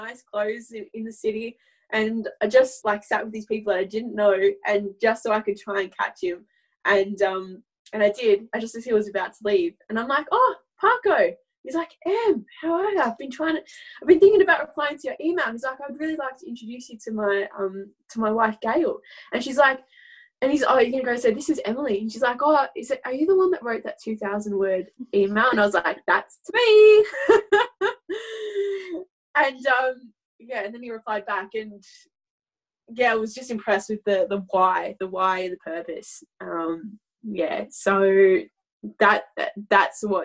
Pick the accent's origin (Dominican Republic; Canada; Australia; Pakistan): Australia; Healesville, Victoria; also born or lived in Germany; I can come back home to my hometown and play senior football